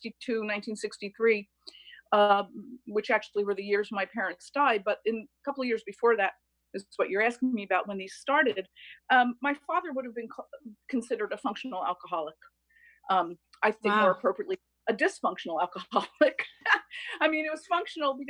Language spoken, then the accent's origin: English; Bloomfield, New Jersey, United States; also born or lived in Newark, New Jersey; now in Keswick Ridge, Canada; I was born in Newark, New Jersey, grew up in Bloomfield, New Jersey to Italian immigrants.